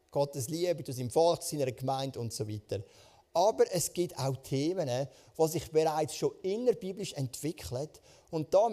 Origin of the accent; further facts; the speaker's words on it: Switzerland; Das ist ja auch eine Art so ein König bei uns in der Schweiz, oder?